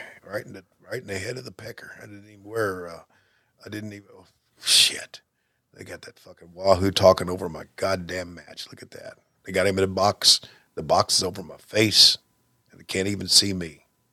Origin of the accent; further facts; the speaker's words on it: Canada; but I'm not from Minnesota. I'm from Canada.